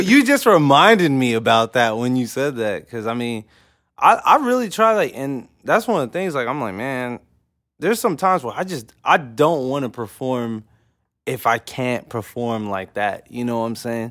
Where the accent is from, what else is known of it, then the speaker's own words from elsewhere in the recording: Oklahoma City, Oklahoma, United States; I'm from O K C